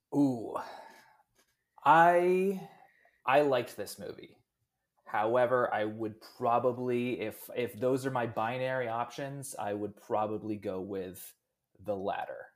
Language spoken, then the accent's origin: English; Pennsylvania, United States; I'm from Pennsylvania.